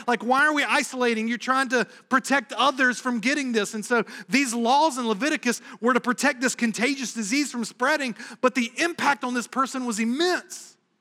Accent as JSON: {"language": "English", "region": "the South", "country": "United States", "tie": "born or raised there", "moved": "yes", "lives_now": "New England, United States", "said": "growing up in the South"}